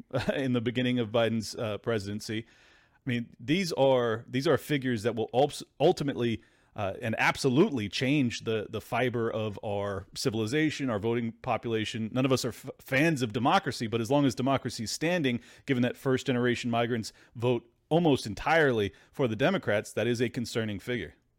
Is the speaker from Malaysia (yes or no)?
no; San Diego, California, United States; I grew up in San Diego